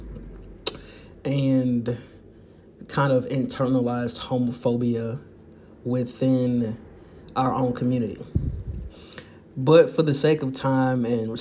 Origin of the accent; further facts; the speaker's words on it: St. Louis, Missouri, United States; growing up in St. Louis, Missouri